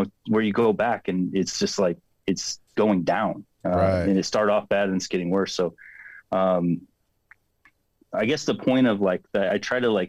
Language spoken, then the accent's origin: English; Phelan, California, United States; I'm from Phelan, California. So it's a small desert town outside